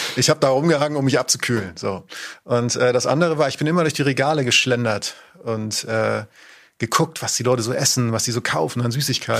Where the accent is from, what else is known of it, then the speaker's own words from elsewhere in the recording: Northern Germany, Germany; ich komme aus Norddeutschland